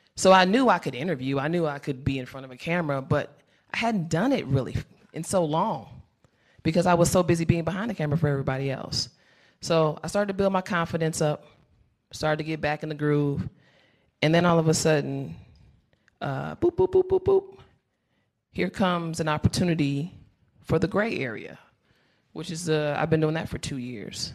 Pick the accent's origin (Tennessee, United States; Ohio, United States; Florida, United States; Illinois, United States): Illinois, United States; Chicago; I'm from Chicago